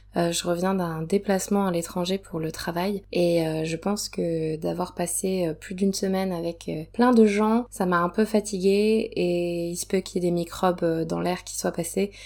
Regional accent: Provence-Alpes-Côte d'Azur, France; ma région natale, euh, dans laquelle je suis actuellement, donc dans le, le sud, je suis en Provence.

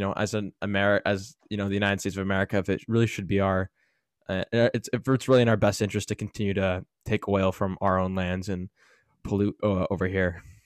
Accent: Canada; me being Canadian

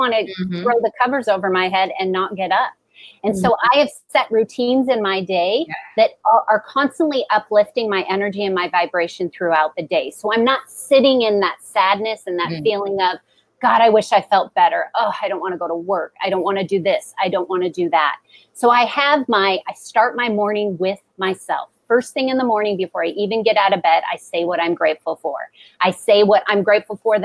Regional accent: Seattle, Washington, United States; I grew up in Seattle. It's rainy.

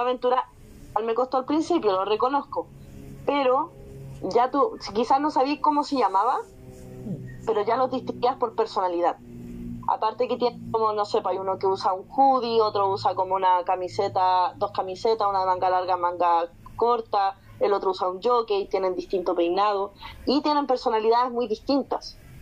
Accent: Chile; acá me voy a poner como chilena

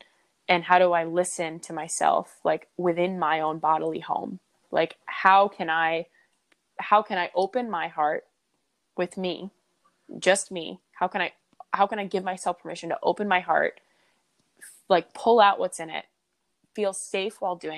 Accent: East Lyme, Connecticut, United States; Predominantly, I say I'm from Connecticut, from East Lyme, where you are also from, because that's where I spent the most time and that's where I felt the most home.

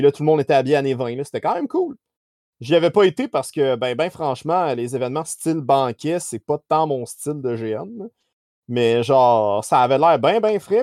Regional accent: Saint-Hyacinthe, Quebec, Canada; je viens de Saint-Hyacinthe

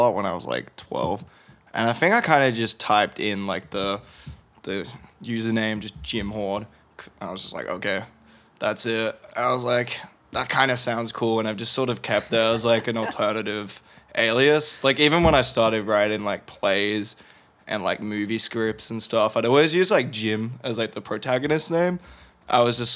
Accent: Perth, Western Australia, Australia; moved away as an adult; also born or lived in England; now in Melbourne, Australia; it was Perth. But I'm originally British

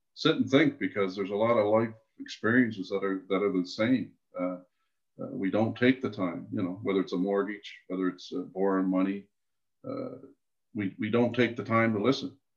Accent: Canada; I was born on the East Coast.

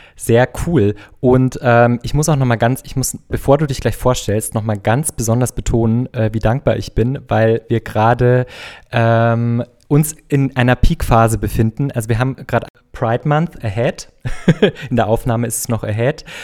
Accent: Bavaria, Germany; now in Berlin, Germany; Ich komme nämlich auch aus Bayern.

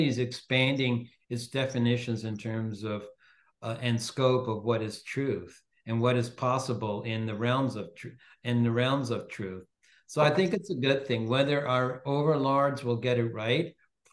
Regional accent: Toronto, Ontario, Canada; I was born in Toronto, but my parents come from Venice, from Northern

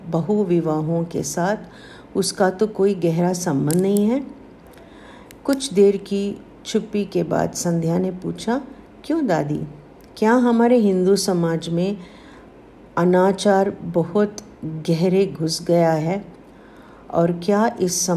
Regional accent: South India, India; मैं south Indian हूँ

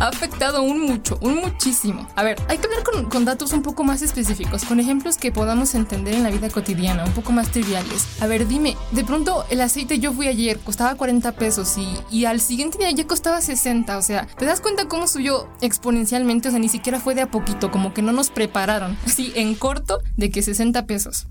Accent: Mexico; yo soy muy mexicana

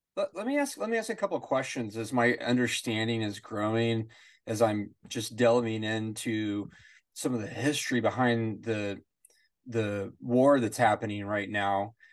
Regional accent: United States; As an American

